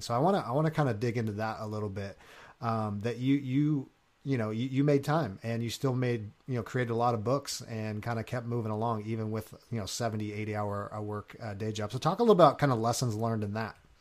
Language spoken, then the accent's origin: English; Long Beach, California, United States; moved away; I'm originally from California